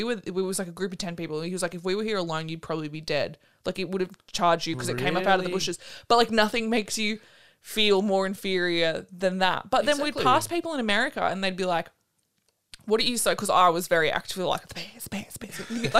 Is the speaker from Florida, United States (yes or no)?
yes; Florida, United States; We're from Florida. We don't know about this stuff.